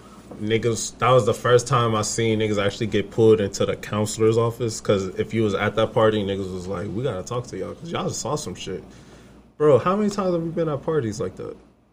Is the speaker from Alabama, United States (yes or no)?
no; Southern California, United States; We grew up in Southern California.